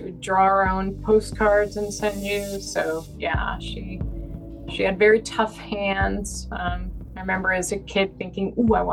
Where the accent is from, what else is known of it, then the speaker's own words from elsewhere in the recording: the Catskills, New York, United States; We grew up in the Catskills in New York State in a tiny town